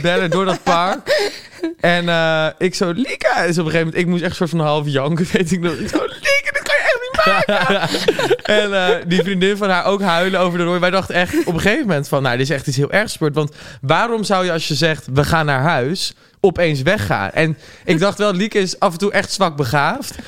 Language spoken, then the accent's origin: Dutch; Gouda, South Holland, Netherlands; now in Amsterdam, Netherlands; in Gouda kom of zo, waar ik vandaan kom